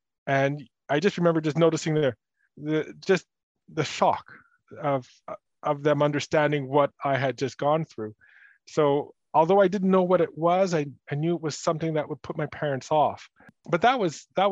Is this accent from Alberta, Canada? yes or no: no; Dollard-des-Ormeaux, Quebec, Canada; growing up in Dallard, you know, I was the son of immigrant